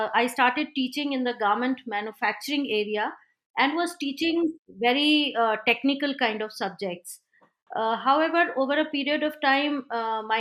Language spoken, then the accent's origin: English; India; So being an Indian